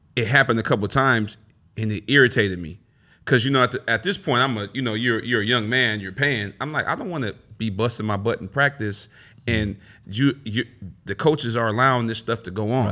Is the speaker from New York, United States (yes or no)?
no; Long Beach, California, United States; I grew up in Long Beach